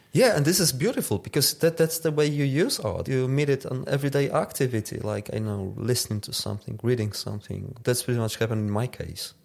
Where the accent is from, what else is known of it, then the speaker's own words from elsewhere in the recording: Tarnów, Lesser Poland, Poland; the suburbs of my hometown with the chimneys at the background